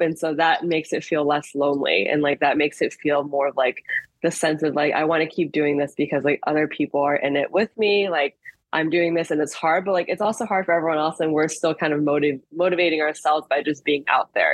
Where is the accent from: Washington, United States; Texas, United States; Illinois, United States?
Illinois, United States; Chicago; also born or lived in France / Ohio / Evanston; I am originally from Chicago, so grew up here